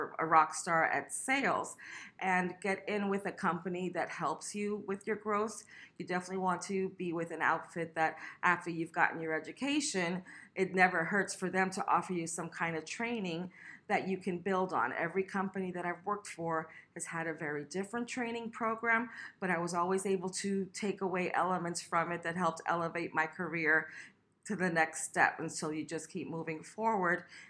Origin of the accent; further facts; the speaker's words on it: West Palm Beach, Florida, United States; I'm from West Palm Beach, Florida